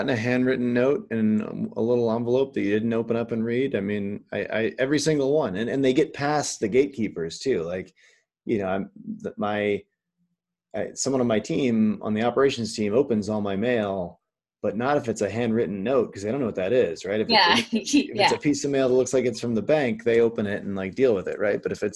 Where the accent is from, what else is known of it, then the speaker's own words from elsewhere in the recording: Midwest, United States; moved away; I'm from the Midwest originally